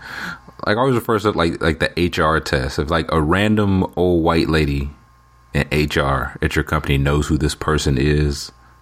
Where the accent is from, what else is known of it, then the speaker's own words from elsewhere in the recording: the South, United States; growing up in the South